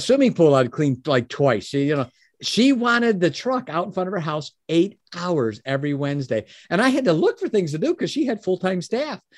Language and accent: English; Chicago, Illinois, United States; moved away as an adult; also born or lived in Oak Brook, Illinois; now in Michigan, United States; I was born in Chicago, Chicago, Illinois. Um, I live in Michigan now, but first thirty years of my life was in Chicago